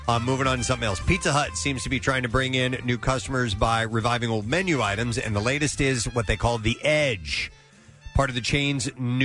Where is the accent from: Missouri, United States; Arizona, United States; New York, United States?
Missouri, United States; St. Louis; moved away; I grew up in St. Louis.